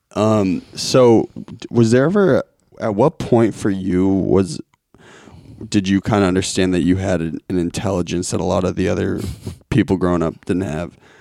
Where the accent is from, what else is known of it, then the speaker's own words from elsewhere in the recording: Lincoln, Massachusetts, United States; I grew up in Lincoln, Mass